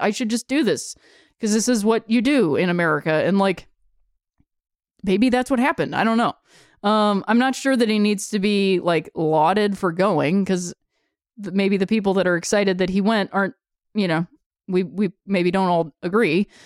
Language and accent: English; Akron, Ohio, United States; I'm from Akron, Ohio